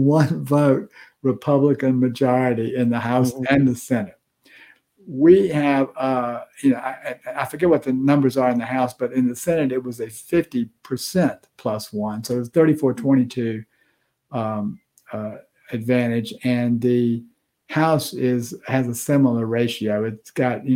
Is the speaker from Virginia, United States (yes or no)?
yes; Virginia, United States; now in Georgia, United States; That's my home state